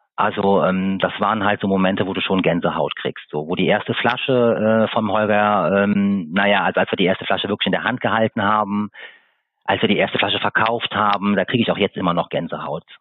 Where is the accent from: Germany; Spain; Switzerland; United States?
Germany; Siegburg, North Rhine-Westphalia; now in Eifel, Germany; Ich stamme ursprünglich aus Siegburg, das ist in Nordrhein-Westfalen. Bin vor 25 Jahren mit meinen Eltern in die schöne Eifel gezogen.